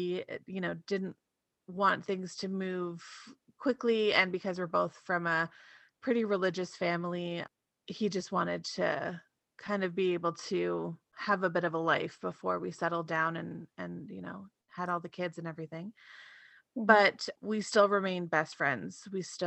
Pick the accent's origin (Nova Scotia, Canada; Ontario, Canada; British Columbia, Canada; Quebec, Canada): Ontario, Canada; now in Alberta, Canada; I live in Alberta right now, but I'm originally from Ontario.